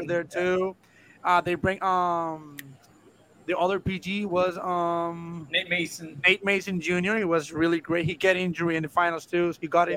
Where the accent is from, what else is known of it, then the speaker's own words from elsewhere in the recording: Guaynabo, Puerto Rico; English is a second language; I live in Guaynabo all my life